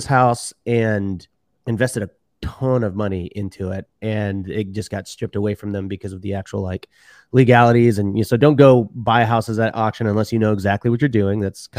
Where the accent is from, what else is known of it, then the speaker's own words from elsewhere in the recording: Houston, Texas, United States; born and raised in Houston, Texas. And, my parents were actually Mexican immigrants and my dad was a doctor in Mexico.